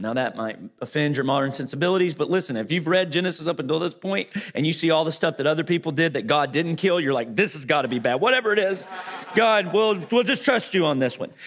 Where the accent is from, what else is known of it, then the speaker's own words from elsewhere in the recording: Arkansas, United States; moved away; also born or lived in Fort Worth; Growing up in Arkansas